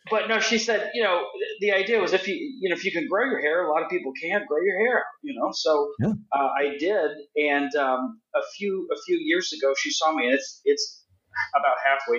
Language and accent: English; Florida, United States; now in Indiana, United States; I grew up in Florida, so I'm all about being out in the sunshine. Yeah. And working on the tan. But living in Indiana